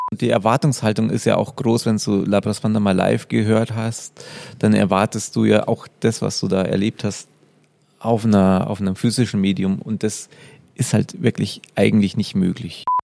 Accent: Upper Palatinate, Bavaria, Germany; Ich komme aus der Oberpfalz

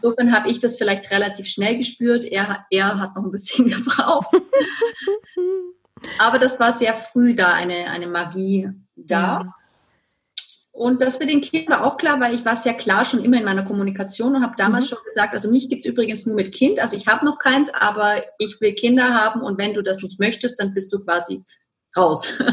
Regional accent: Germany; moved away as an adult; also born or lived in Spain; now in Vienna, Austria; ich wohne ja in Wien und bin gebürtige Deutsche und war sehr mhm. lange in Spanien

